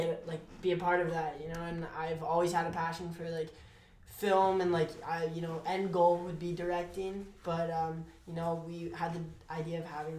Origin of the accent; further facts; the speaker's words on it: Ottawa, Ontario, Canada; also born or lived in Montreal; I'm from Ottawa.